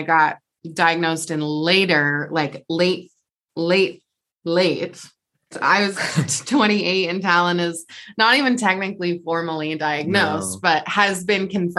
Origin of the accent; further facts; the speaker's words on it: Portland, Oregon, United States; we're both born and raised in the Portland area.